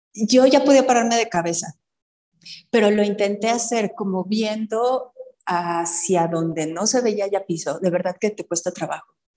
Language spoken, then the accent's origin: Spanish; Mexico; Como latinoamericana, como en México